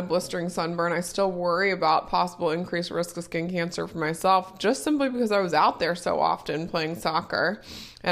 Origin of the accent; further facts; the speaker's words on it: Cincinnati, Ohio, United States; I grew up here in Cincinnati, and that's actually where we currently live.